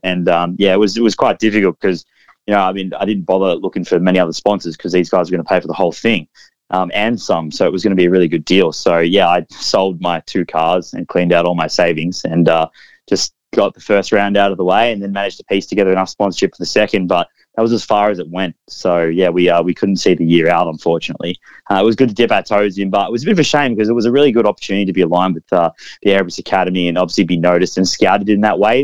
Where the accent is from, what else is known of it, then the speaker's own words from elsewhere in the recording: Melbourne, Victoria, Australia; I'm from Melbourne, so I got to test at Winton